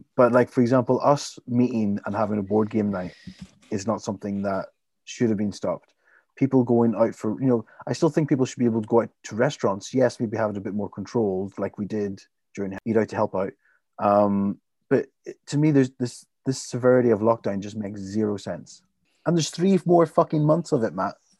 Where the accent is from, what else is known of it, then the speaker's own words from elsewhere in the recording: Limavady, Northern Ireland, United Kingdom; my hometown, Lymavady